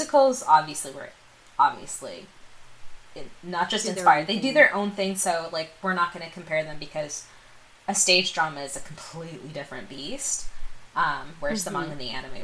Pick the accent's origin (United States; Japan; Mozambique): United States; I am a second generation Indian American immigrant